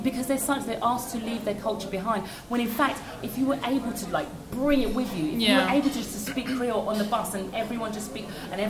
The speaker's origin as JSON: {"language": "English", "country": "United Kingdom", "said": "the soil, the feeding ground for us to express ourselves as black British people is much more fertile than in France"}